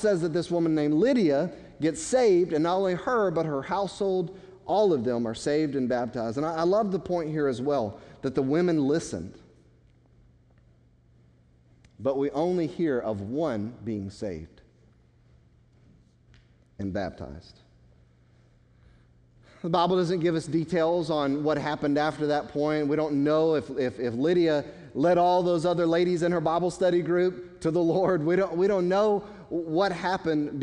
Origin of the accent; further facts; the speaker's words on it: United States; American Christians